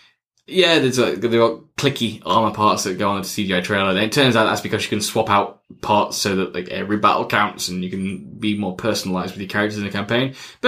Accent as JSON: {"language": "English", "region": "England", "country": "United Kingdom", "said": "I'm English. I speak English. I want English dialogue, so I don't have to read all the time."}